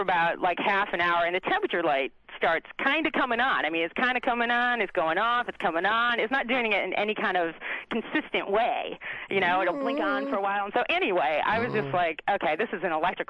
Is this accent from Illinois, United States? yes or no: yes; Chicago, Illinois, United States; I'm from Chicago.